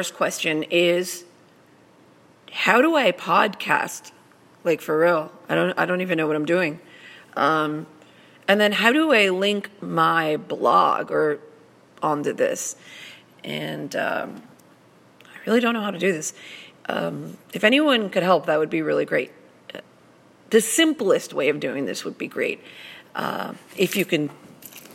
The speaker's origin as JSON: {"language": "English", "town": "Laredo", "region": "Texas", "country": "United States", "moved": "yes", "lives_now": "San Antonio, United States", "said": "I'm originally from Laredo, Texas, which is a border to Mexico"}